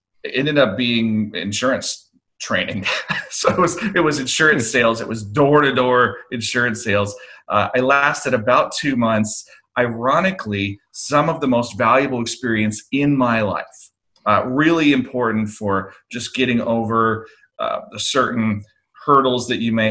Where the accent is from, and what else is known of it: Oregon, United States; born or raised there; moved away as an adult